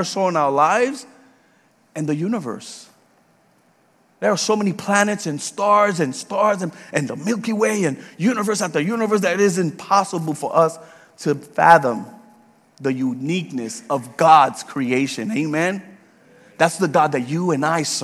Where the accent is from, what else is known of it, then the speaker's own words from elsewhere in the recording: New York City, New York, United States; also born or lived in Puerto Rico / Georgia; now in Leesburg, United States; I was born and raised in the Bronx in New York